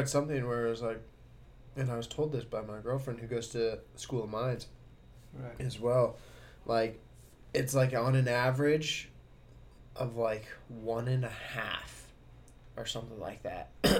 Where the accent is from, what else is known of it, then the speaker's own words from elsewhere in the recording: Colorado, United States; Well, I know that Colorado, I only know this because I'm from Colorado, but, like